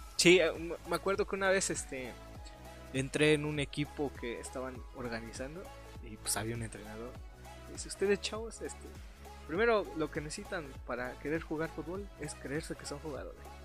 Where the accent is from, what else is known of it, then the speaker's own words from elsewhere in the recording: Pachuca, Hidalgo, Mexico; soy, somos de Pachuca